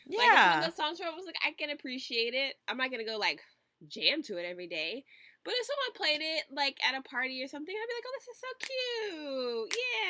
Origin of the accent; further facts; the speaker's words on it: Texas, United States; I'm from Texas. My family lives in the country.